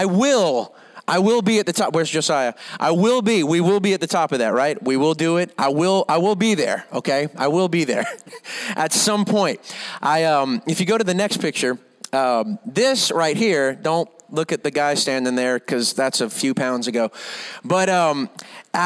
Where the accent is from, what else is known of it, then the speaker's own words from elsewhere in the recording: Louisiana, United States; now in Rockport, United States; I'm from Louisiana